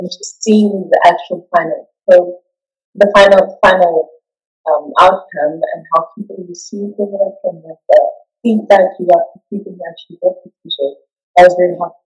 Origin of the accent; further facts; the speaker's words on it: Johannesburg, Gauteng, South Africa; moved away as an adult; now in Cape Town, South Africa; South African. I'm just from Joburg, so I recently moved to Cape Town